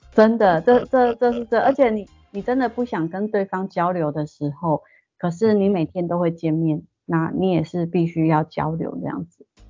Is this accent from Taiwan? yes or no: yes; Taiwan; moved away as an adult; now in Japan; 我是台湾人